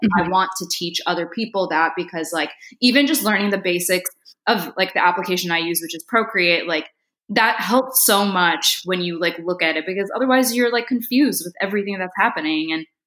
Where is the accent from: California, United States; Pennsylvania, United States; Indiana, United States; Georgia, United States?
Indiana, United States; Northwest; I grew up in Northwest Indiana. My parents are there right now. And I was born in India. And I moved here when I was like 6 months old with my mom.